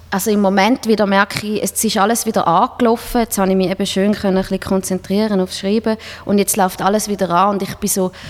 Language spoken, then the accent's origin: German; Switzerland; Als, als Schweizer Musiker willst du einfach dort mal spielen